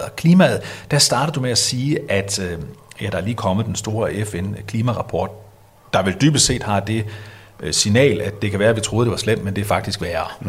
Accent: Denmark; vi som danskere

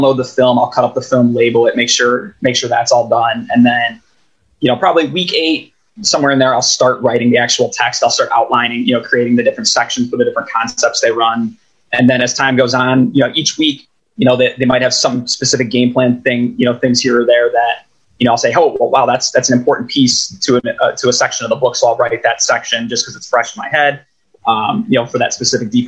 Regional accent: Chicago, Illinois, United States; I grew up in Chicago and I still am a Chicago Bears fan. You know, I'm from the West suburbs

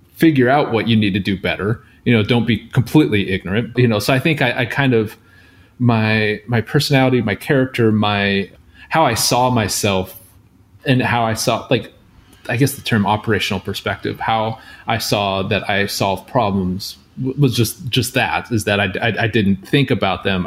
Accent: outside of Seattle, Washington, United States; I grew up outside of Seattle um, in a small town

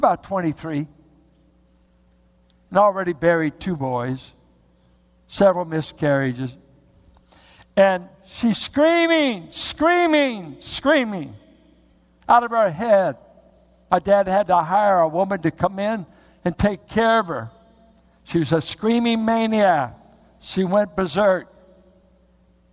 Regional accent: United States

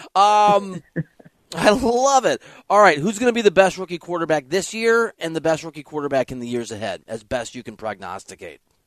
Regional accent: Midwest, United States; moved away as an adult; now in Los Angeles, United States; I live in LA. I'm from the Midwest

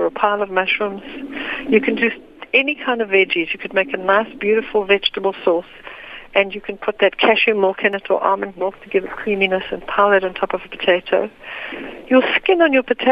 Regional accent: South Africa; growing up in South Africa

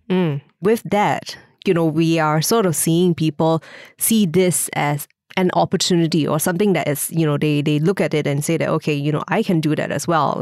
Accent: Singapore

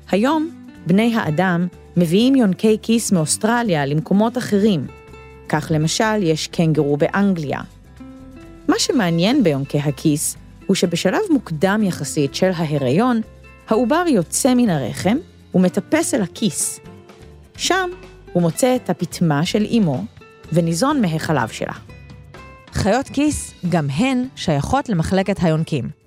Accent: Ashkelon, Southern District, Israel; born there; now in Ashdod, Israel; אני בת שבע, ואני נולדתי באשקלון וגרה באשדוד.

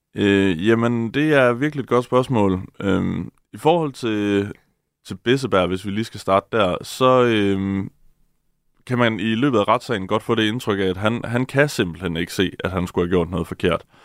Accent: Denmark

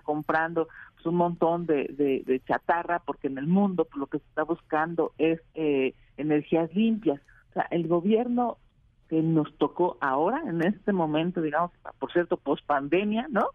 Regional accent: Mexico; somos vecinos de Estados Unidos

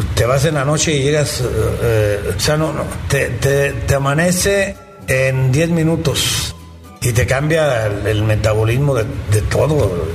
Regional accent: Mexico; yo soy mexicano

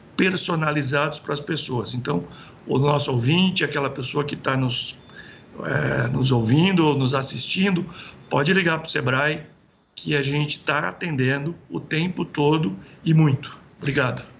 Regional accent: interior of São Paulo, Brazil; eu sou do interior de São Paulo

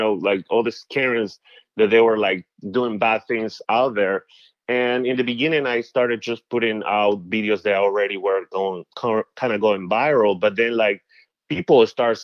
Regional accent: Peru; now in United States; back in Peru, there is like more like classism than racism

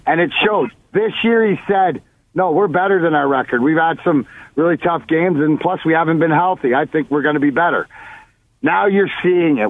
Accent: Leamington, Ontario, Canada; I'm the kid from Leamington out there

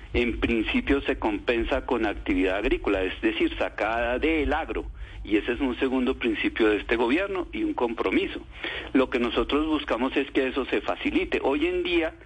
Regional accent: Colombia; como colombiano

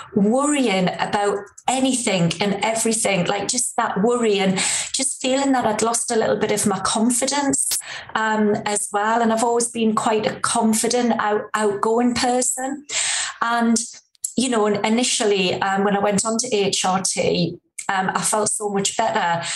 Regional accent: Newcastle upon Tyne, North East England, United Kingdom; accent: Geordie; I'm, a true Geordie girl, as you can probably tell from my accent

